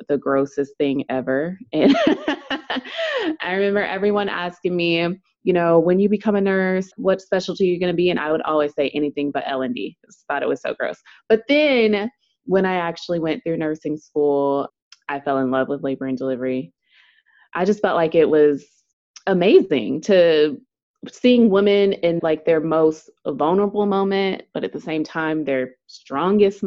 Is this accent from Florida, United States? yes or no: no; Dallas, Texas, United States; I am from Dallas, Texas